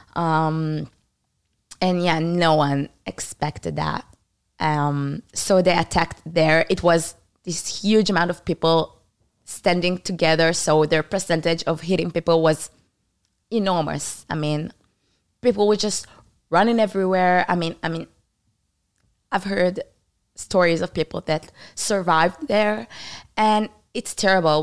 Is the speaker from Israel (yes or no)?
yes; Israel; born or raised there; English is a second language; also born or lived in Canada